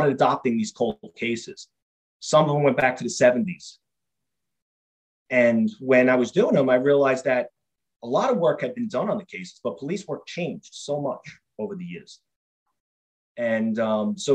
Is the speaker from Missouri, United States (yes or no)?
no; New York City, New York, United States; I grew up in Queens, New York.